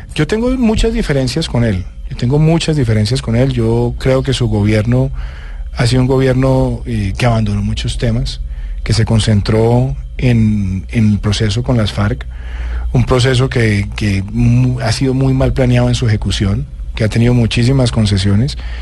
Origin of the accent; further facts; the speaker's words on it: Bogotá, Colombia; also born or lived in Medellín; me vine a Bogotá